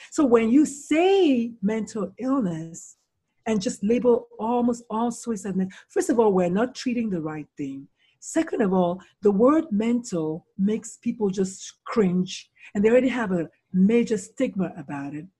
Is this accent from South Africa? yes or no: no; Nigeria; moved away as an adult; also born or lived in South Carolina, United States; now in United States; so I was born in Nigeria, born, born in Nigeria